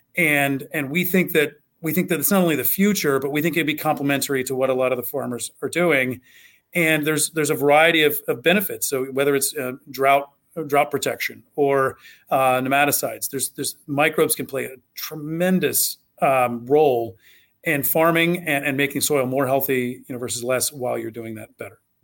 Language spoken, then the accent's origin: English; Southwest Ohio, United States; I grew up in Southwest Ohio